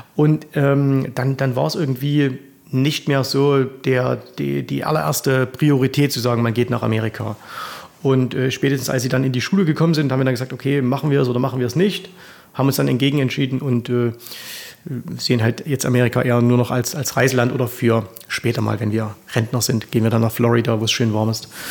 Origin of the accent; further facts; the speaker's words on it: Zwickau, Saxony, Germany; accent: Saxon; ich komme aus oh. der Stadt des Trabants, aus Zwickau, 50 Kilometer weiter äh, Richtung Westen